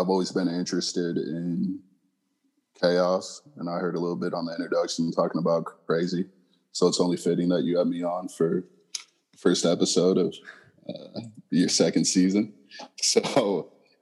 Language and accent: English; San Diego, California, United States; born in San Diego, and I was actually adopted